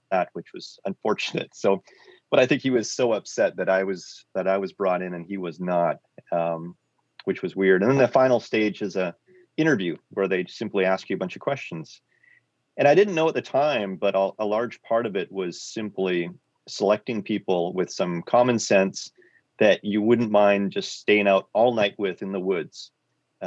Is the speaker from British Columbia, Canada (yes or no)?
yes; Quadra Island, British Columbia, Canada; I grew up on Quadra Island. It's a small island between Vancouver Island and the mainland.